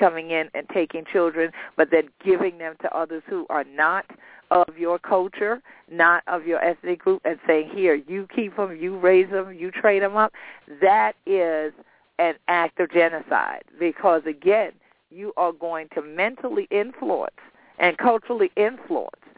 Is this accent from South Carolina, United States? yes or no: yes; St. Helena Island, South Carolina, United States; I'm from St. Helena Island in Beaufort County, South Carolina